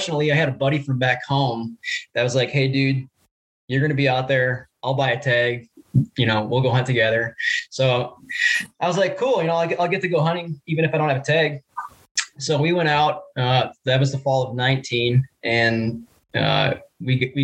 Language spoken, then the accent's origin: English; Wisconsin Rapids, Wisconsin, United States; moved away as an adult; also born or lived in Stevens Point, Wisconsin; now in North Idaho, United States; I grew up in Wisconsin Rapids